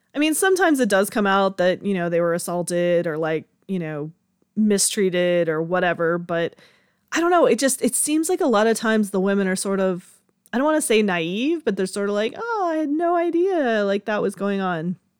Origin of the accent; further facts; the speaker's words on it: Georgia, United States; I was born and raised in Georgia